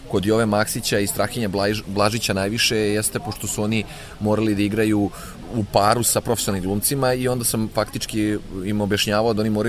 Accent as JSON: {"language": "Croatian", "town": "Inđija", "region": "Vojvodina", "country": "Serbia", "tie": "born or raised there", "said": "u mestu u kom sam rođen i odrastao u Indiji"}